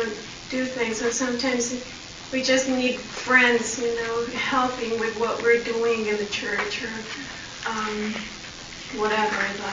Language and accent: English; Mexico; I come from Mexico